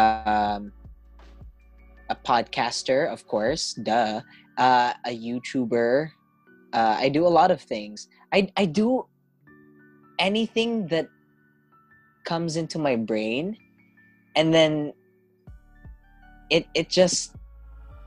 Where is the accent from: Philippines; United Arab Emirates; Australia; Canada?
Philippines; Davao City, Davao Region; I am from Davao City.